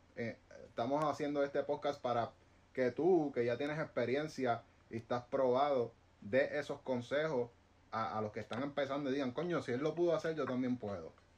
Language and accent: Spanish; Guaynabo, Puerto Rico; aquí nosotros estamos en Puerto Rico, somos, de Guaynabo